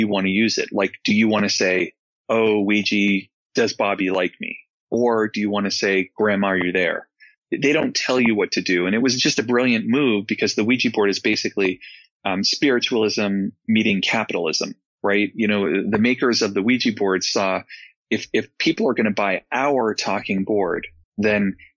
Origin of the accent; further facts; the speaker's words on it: New England, United States; growing up in New England